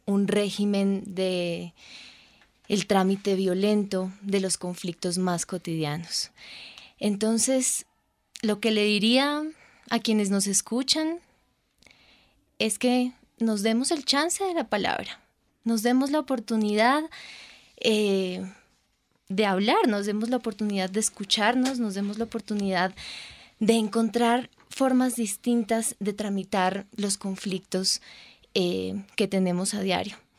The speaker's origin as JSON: {"language": "Spanish", "country": "Colombia"}